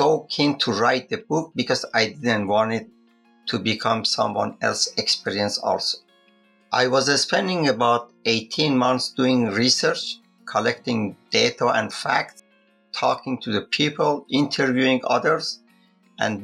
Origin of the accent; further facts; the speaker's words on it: Iran; I'm from Iran